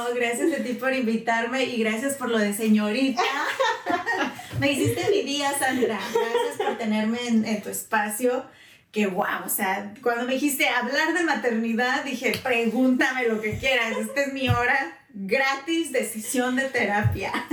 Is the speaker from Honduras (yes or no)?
no; Guanajuato, Mexico; moved away as an adult; now in United States; soy originaria de Guanajuato, México, mm. mexicana al 100%, llevo a los Estados Unidos hace ya casi 20 años. Así que mitad y mitad de vida he estado en México